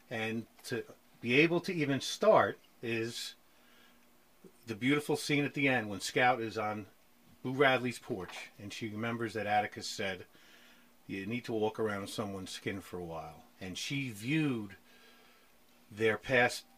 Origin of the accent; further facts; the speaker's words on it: New York, United States; I'm a New Yorker